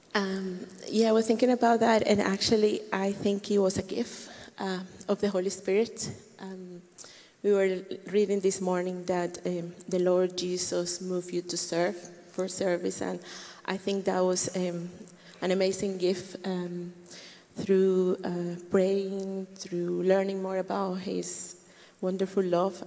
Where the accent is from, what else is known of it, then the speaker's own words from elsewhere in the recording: Colombia; moved away as an adult; I am from Colombia